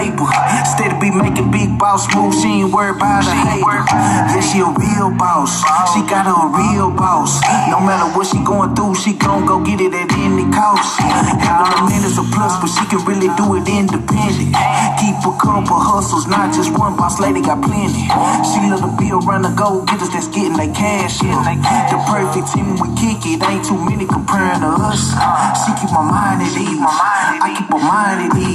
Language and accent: English; Southern California, United States; I'm from Southern California